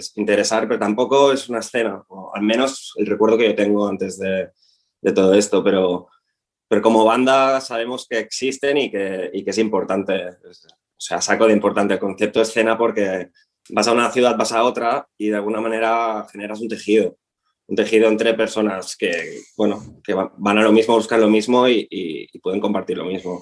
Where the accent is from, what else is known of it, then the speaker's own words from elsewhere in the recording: Tarragona, Catalonia, Spain; nosotros somos de Tarragona, somos, estamos afincados en Tarragona